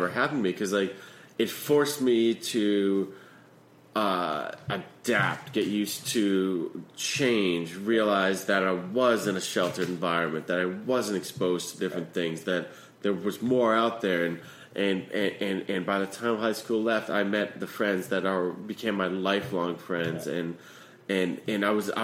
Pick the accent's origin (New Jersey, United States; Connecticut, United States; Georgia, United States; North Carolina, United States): Connecticut, United States; moved away; when I grew up in Connecticut